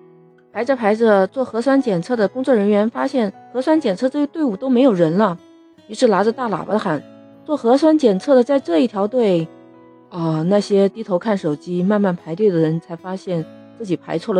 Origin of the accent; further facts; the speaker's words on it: Shenzhen, Guangdong, China; 我们深圳人民